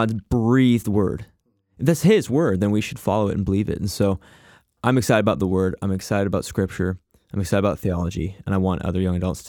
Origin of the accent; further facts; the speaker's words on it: Abbotsford, British Columbia, Canada; also born or lived in Chicago; The little bit about myself, I grew up here in Abbotsford. I was actually a missionary kid. So when I was 6 years old, my dad got a job here at a church in Abbotsford and been living here since.